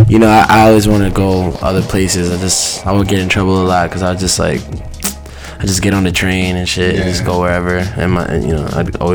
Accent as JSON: {"language": "English", "town": "New York City", "region": "New York", "country": "United States", "tie": "born or raised there", "said": "I, I, moved around a lot growing up, okay. but mainly like in the Bronx."}